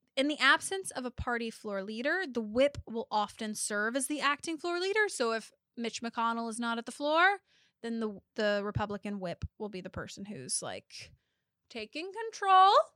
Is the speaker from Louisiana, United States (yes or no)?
yes; Louisiana, United States; I was born in Louisiana.